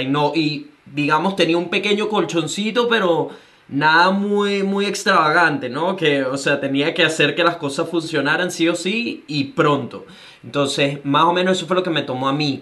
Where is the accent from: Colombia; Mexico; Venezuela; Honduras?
Venezuela; now in Gold Coast, Australia; soy un venezolano que vive en Gold Australia